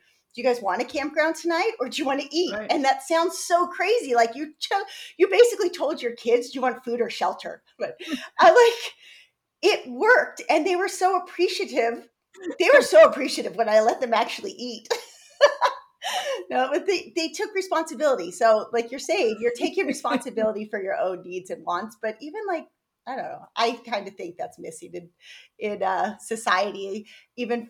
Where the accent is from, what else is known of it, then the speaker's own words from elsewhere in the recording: San Diego, California, United States; I grew up in San Diego and nature